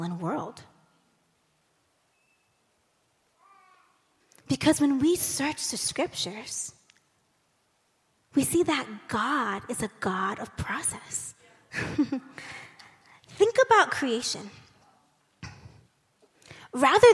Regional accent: United States; as an American

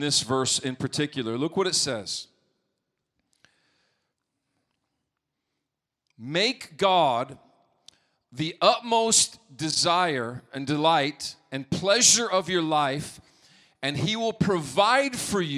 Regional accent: Montana, United States; moved away; growing up in Montana

